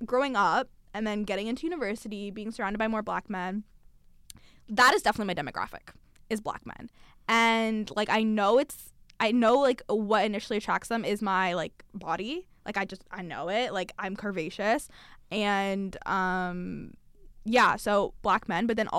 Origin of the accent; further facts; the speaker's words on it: London, United Kingdom; we grew up in London. Amal actually grew up in London too.